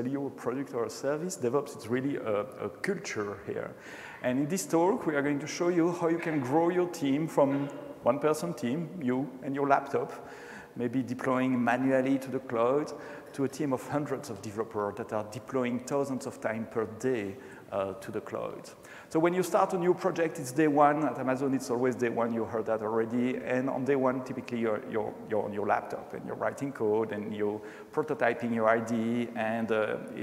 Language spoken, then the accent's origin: English; Brussels, Brussels-Capital Region, Belgium; accent: French; first language French; English is a second language; born and raised in Brussels, speaking French usually. Maybe you heard that already, a slight touch of French accent I have.